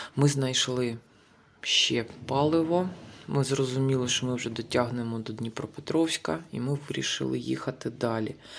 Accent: Kharkiv, Kharkiv Oblast, Ukraine; moved away as an adult; Я з Харкова, з України. Ще місяць тому ми жили в центрі Харкова.

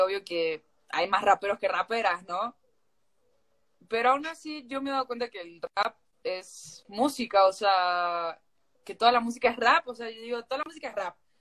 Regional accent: San Fernando del Valle de Catamarca, Catamarca, Argentina; now in Mexico; yo, yo soy de Catamarca, Argentina, eh, de la capital de, la ciudad de, Catamarca, de, la capital

